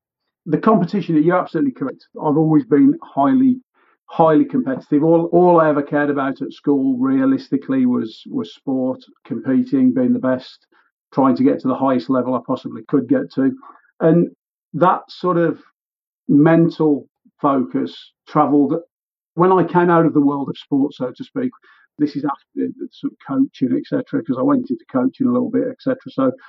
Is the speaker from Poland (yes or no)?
yes; Warsaw, Masovian Voivodeship, Poland; I was born in Warsaw, simple Warsaw lad.